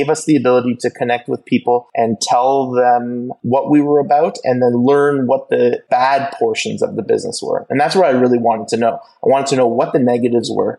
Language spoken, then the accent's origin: English; Ontario, Canada; We are both born and raised in Ontario, Canada, and we have lived our lives here